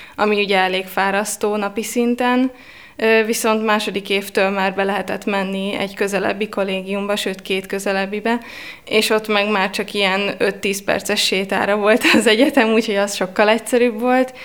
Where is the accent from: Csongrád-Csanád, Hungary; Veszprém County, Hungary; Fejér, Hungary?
Veszprém County, Hungary; Veszprém; moved away as an adult; now in Budapest, Hungary; Itt végeztem a Lovasi László gimnáziumban.